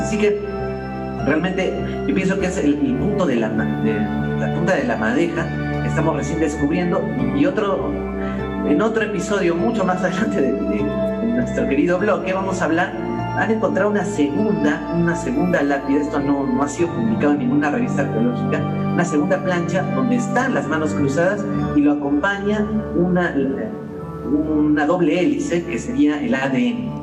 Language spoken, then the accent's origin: Spanish; Peru; como peruanos